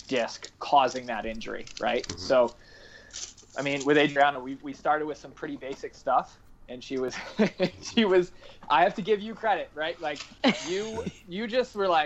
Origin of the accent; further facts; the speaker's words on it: South Kingstown, Rhode Island, United States; also born or lived in Bristol Warren area, Rhode Island; I'm from originally South Kingstown, Rhode Island.